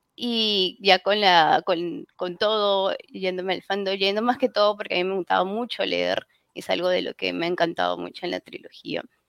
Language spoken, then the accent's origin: Spanish; Peru; en mi país, al menos en Perú, yo soy peruana